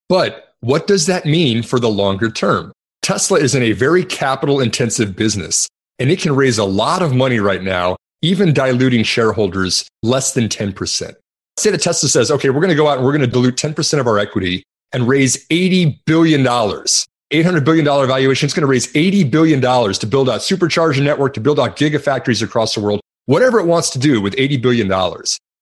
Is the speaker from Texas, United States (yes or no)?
yes; Texas, United States; I'm from Texas